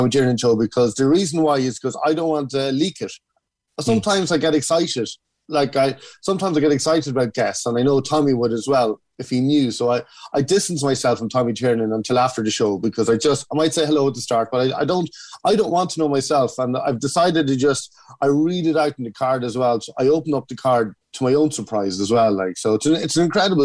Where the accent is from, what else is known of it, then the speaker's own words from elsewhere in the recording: Kells, Leinster, Ireland; I grew up in Kells County Meath